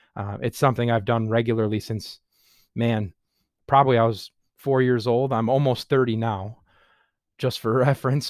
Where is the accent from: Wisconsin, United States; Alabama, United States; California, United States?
Wisconsin, United States; Sheboygan Falls; I live in Sheboygan Falls, Wisconsin. I was born and raised in Wisconsin. I've lived in Sheboygan Falls almost my entire life